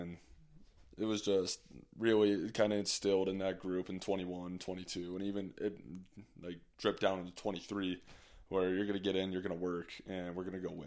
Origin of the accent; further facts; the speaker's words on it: Green Bay, Wisconsin, United States; moved away; also born or lived in Park City; Growing up in Green Bay